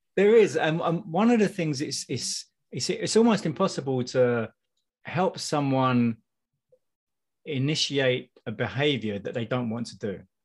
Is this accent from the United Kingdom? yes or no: yes; United Kingdom; I'm I'm British.